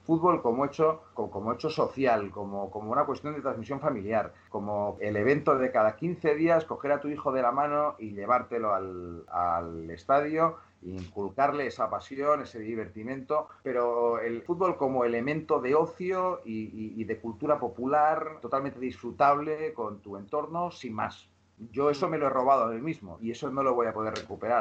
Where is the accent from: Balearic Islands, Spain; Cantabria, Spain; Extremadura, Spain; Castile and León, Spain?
Balearic Islands, Spain; Mallorca; moved away as an adult; also born or lived in Barcelona; De la zona de donde yo soy, en Mallorca, hay una albufera muy grande